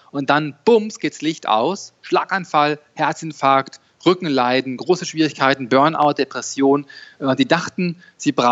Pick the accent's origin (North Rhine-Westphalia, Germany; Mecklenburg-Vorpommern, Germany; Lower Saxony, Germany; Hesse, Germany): North Rhine-Westphalia, Germany; Dortmund; born there; äh, 44 Jahre alt, geboren in Dortmund, äh, Fan von Borussia Dortmund.